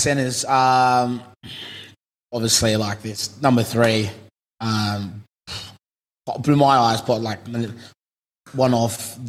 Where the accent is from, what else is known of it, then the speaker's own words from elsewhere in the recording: Cairns, Queensland, Australia; So I'm a boy from Cairns